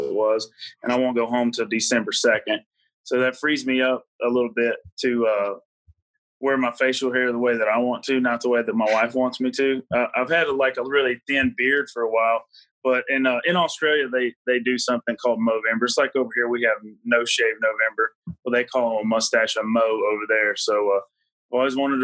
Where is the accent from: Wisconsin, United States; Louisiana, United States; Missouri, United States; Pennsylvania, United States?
Louisiana, United States; Heflin; now in North Carolina, United States; I grew up in Louisiana